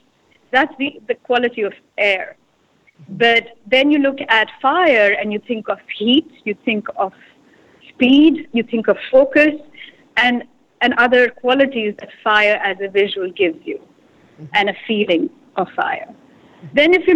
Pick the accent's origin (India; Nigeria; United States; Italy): India; You know, I have to say, growing up in India is a very it's not just one picture.